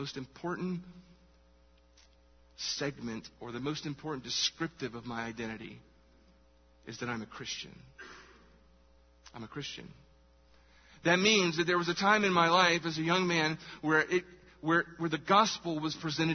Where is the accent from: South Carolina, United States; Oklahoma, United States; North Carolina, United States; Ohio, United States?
South Carolina, United States; Charleston; I was born here, Charleston, South Carolina. Woo! That's where I was born. Get privileged to live in my hometown